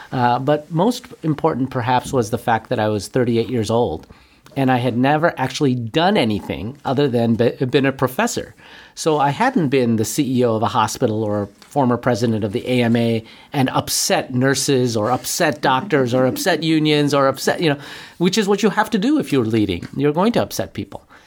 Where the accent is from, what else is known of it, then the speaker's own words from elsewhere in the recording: Buffalo, New York, United States; moved away; also born or lived in Manhattan, New York; I was born and raised in Buffalo